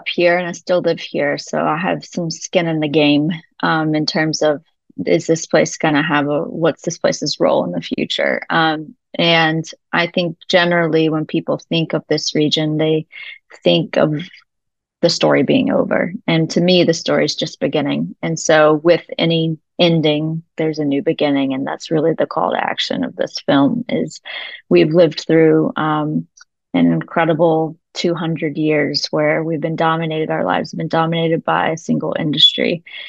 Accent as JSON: {"language": "English", "region": "Appalachia", "country": "United States", "said": "because those two things are important things for me as an Appalachian."}